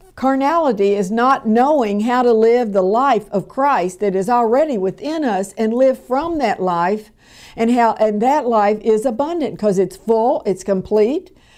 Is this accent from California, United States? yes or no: no; Louisville, Kentucky, United States; where I was born and raised in Louisville, Kentucky